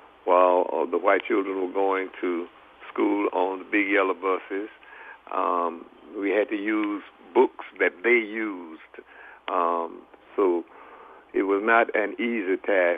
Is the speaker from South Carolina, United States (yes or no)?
yes; Marion, South Carolina, United States; moved away as an adult; also born or lived in Sumter, South Carolina; now in Philadelphia, United States; I was born and raised in Marion, South Carolina, 1932, July the 24th